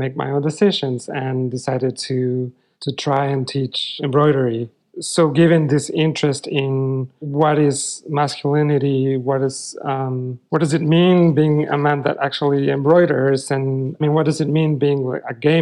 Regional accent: Mexico City, Mexico; moved away; I grew up in Mexico City

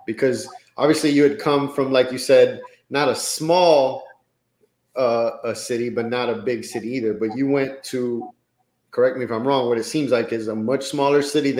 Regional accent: Miami, Florida, United States; also born or lived in Colombia; I was born in Colombia, but grew up in Miami, but to Hispanic parents

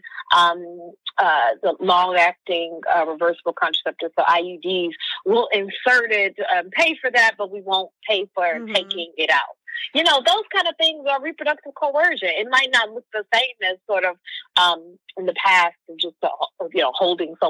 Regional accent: Midwest, United States; I'm a girl from the Midwest

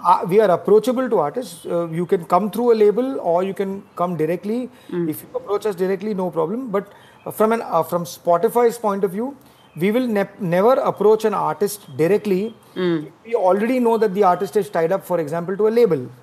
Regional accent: Mumbai, Maharashtra, India; I've been born and brought up in Bombay

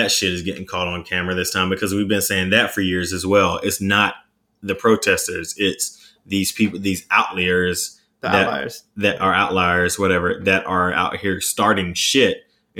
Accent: Raeford, North Carolina, United States; My hometown, because, well, even though I'm not really churchy, they showed up and showed out for George Floyd's memorial, because George Floyd was born in Fayetteville, North Carolina, which is about 30 minutes outside of Rayford. And I was born in Rayford.

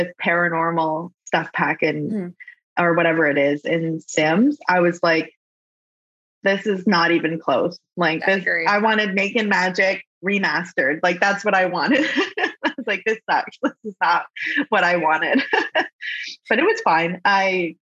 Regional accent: Kitchener, Ontario, Canada; also born or lived in London, Ontario; I was born and raised in Canada, Kitchener

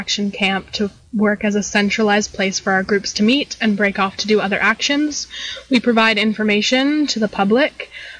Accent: the Redwoods, California, United States; I grew up in the Redwoods, and I just have a deep love for them

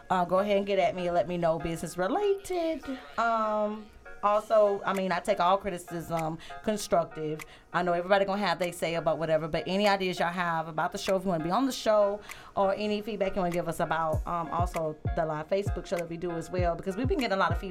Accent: Louisiana, United States; And I am from Thank Louisiana.

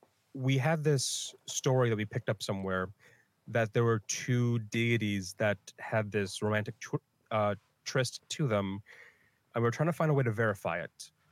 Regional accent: Philippines; Philippines, and I'll just feel like I have to distance myself as much as I can from the fact that I am Filipino.

